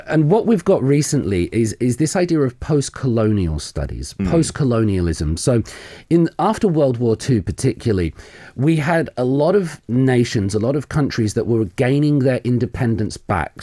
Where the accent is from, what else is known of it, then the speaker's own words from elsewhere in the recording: South of England, United Kingdom; moved away as an adult; now in Korea; I'm from the United Kingdom. Mm-hmm. Um, I'm from the south of England. I've been in Korea nearly coming up to 20 years now.